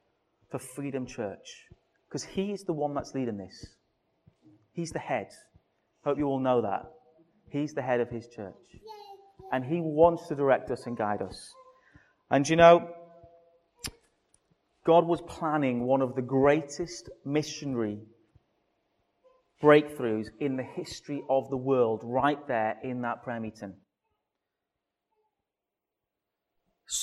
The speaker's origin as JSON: {"language": "English", "town": "Newcastle", "region": "North East England", "country": "United Kingdom", "tie": "born or raised there", "accent": "Geordie", "said": "we grew up in Biker in Newcastle. So you've got to say Newcastle if you're a true Geordie."}